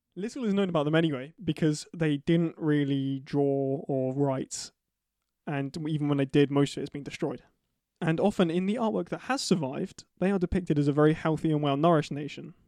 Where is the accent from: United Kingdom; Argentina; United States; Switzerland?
United Kingdom